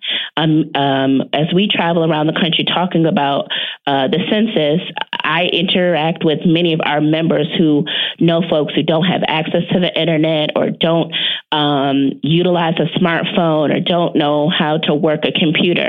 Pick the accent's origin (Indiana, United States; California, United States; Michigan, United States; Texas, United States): Michigan, United States; near Detroit; a major city like Detroit, which is near my hometown